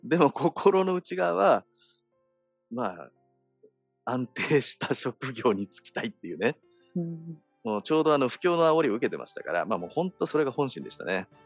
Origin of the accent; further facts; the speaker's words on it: Misato, Saitama, Japan; moved away as an adult; now in Hawaii, United States; 僕は埼玉県の三郷市っていうところ出身なんです